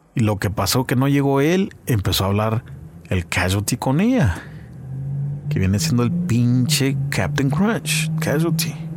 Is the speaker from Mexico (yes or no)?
no; Santa Ana, California, United States; Somos del oeste de Santana